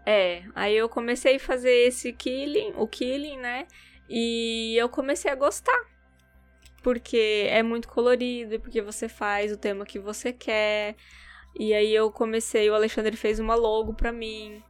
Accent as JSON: {"language": "Portuguese", "town": "Campo Grande", "region": "Mato Grosso do Sul", "country": "Brazil", "tie": "born or raised there", "also_born_or_lived": "Dourados, Brazil", "moved": "as an adult", "lives_now": "Japan", "said": "sou de Dourados, né, mas eu cresci em Campo Grande"}